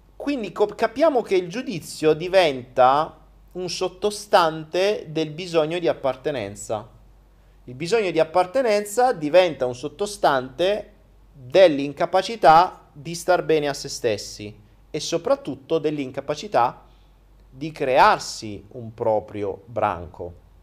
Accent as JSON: {"language": "Italian", "town": "Foggia", "region": "Apulia", "country": "Italy", "tie": "born or raised there", "moved": "as an adult", "said": "ho so vissuto 19 anni a Foggia"}